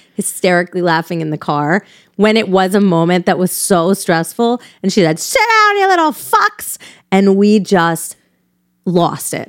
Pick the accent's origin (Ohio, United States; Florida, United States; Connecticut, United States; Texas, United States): Connecticut, United States; Newtown; I grew up right in Connecticut, right next to Sandy Hook.